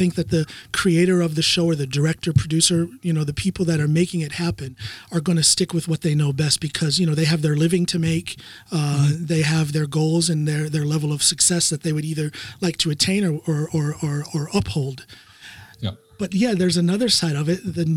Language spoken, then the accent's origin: English; Norton, Ohio, United States; I'm from Ohio. I'm from Norton, Ohio.